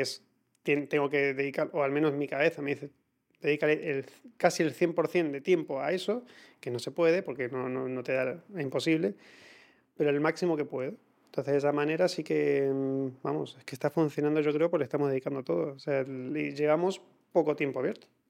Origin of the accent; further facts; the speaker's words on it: Argentina; los argentinos tendemos a hablar muchísimo